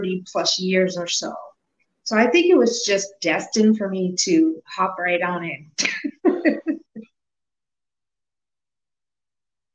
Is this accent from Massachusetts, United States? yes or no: yes; Worcester, Massachusetts, United States; also born or lived in Boston, Massachusetts / upstate New York / Indiana; I came to Worcester when I was a newborn. My brother was two. I was a newborn. So I pretty much was raised here